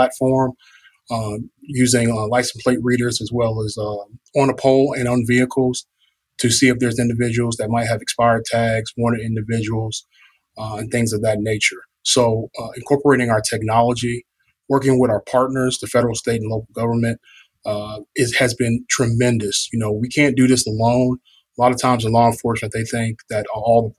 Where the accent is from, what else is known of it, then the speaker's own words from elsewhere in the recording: Chicago, Illinois, United States; now in Atlanta, United States; I'm originally from Chicago, Illinois